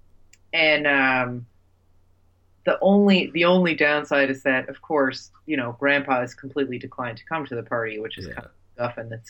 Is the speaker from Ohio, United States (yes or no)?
no; New Jersey, United States; I'm from Jersey